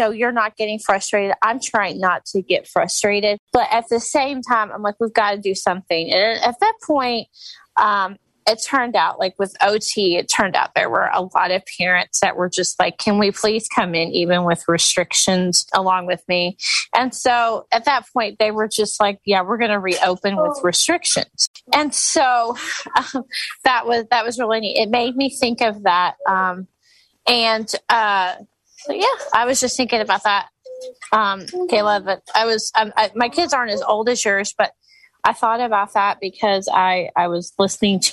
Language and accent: English; Louisville, Kentucky, United States; I'm from Louisville, Kentucky